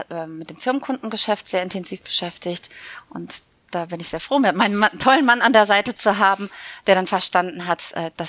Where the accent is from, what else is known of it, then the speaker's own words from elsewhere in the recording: Münster, North Rhine-Westphalia, Germany; born there; now in Cologne, Germany; Genau, in Köln verortet, aber gebürtige Münsteranerin.